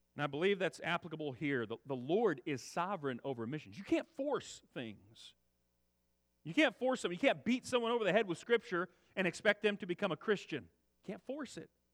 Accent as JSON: {"language": "English", "area": "Central Valley", "region": "California", "country": "United States", "tie": "born or raised there", "also_born_or_lived": "Texas / Kansas / Arizona", "said": "I grew up in the Central Valley, lived here nearly my whole life"}